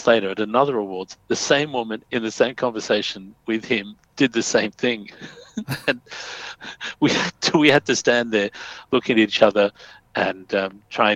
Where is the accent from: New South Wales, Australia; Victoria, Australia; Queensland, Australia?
New South Wales, Australia; Sydney; I grew up in Fairfield, Bankstown area